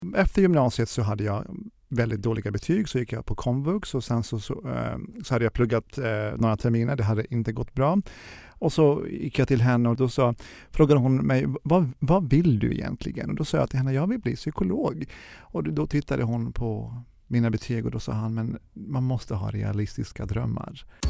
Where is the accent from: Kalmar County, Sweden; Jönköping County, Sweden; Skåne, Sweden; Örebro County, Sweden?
Jönköping County, Sweden; Jönköping; also born or lived in Tehran, Iran; now in Stockholm, Sweden; vi är från Jönköping och sen så flyttade vi till Stockholm.